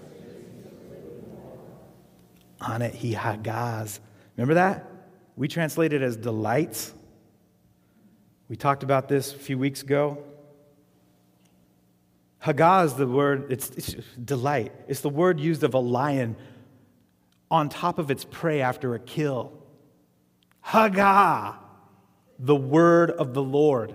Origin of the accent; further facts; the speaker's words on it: Arizona, United States; I grew up in Arizona